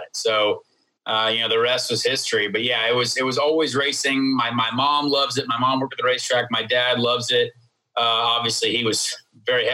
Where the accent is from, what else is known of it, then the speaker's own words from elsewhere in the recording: Indianapolis, Indiana, United States; I grew up in Indianapolis and my dad was Irish